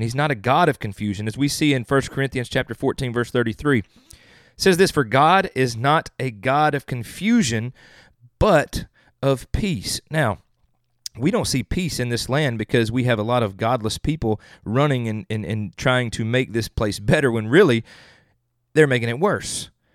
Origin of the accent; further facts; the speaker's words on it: the South, United States; I'm from the South